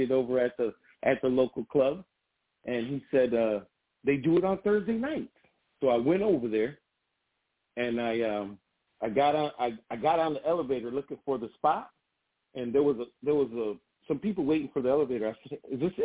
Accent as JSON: {"language": "English", "town": "Grand Rapids", "region": "Michigan", "country": "United States", "tie": "born or raised there", "said": "I grew up in Burton Heights in Grand Rapids, Michigan, which is a very diverse side of town"}